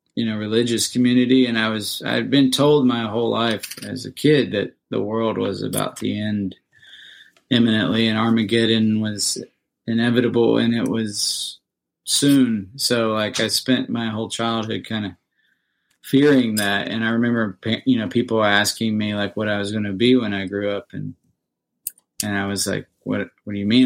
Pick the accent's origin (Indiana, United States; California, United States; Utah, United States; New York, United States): Indiana, United States; moved away as an adult; now in Nashville, United States; I'm from Indiana